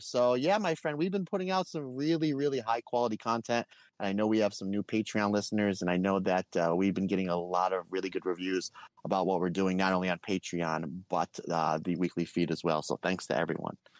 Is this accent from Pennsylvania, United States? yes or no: yes; Old Forge, Pennsylvania, United States; moved away; my hometown of Old Forks, Pennsylvania